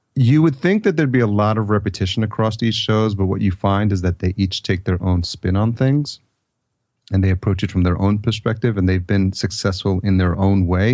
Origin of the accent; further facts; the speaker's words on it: New York, United States; growing up in the East Coast in, in New York.